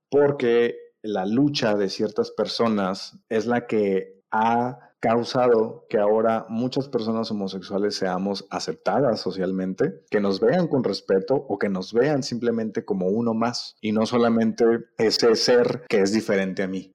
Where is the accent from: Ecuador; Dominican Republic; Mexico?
Mexico; Nosotros como mexicanos